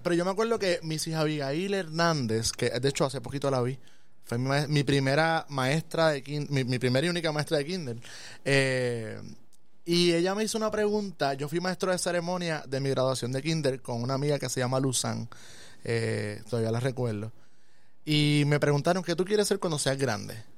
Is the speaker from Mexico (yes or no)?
no; Aibonito, Puerto Rico; Este, estudié en la escuela Segunda Unidad José Sobalbosa, ahí bonito, en Asomante